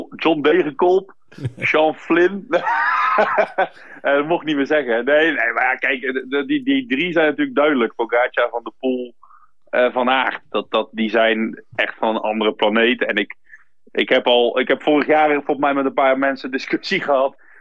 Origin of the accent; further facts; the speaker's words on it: Flanders, Belgium; ik ben in Vlaanderen opgegroeid